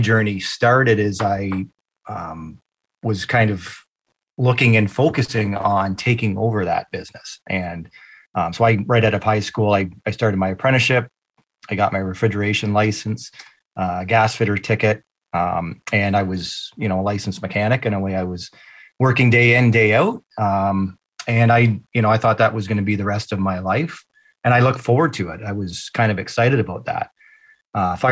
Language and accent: English; London, Ontario, Canada; I come from London, Ontario, Canada. So I am born and raised